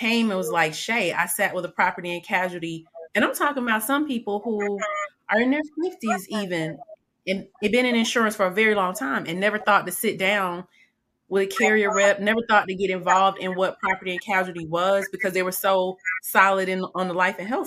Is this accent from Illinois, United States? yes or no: no; Atlanta, Georgia, United States; I grew up in Atlanta from elementary all the way